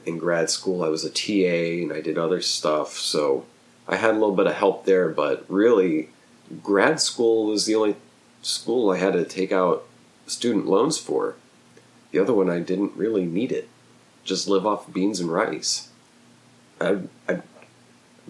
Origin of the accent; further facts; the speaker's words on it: Oklahoma, United States; also born or lived in New Jersey; a small town I grew up in Oklahoma